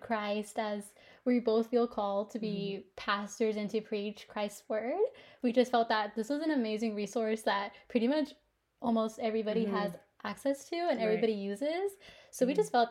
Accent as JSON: {"language": "English", "town": "Oklahoma City", "region": "Oklahoma", "country": "United States", "tie": "born or raised there", "said": "I grew up in Oklahoma City, you know, born and raised. That's where we're actually located in now."}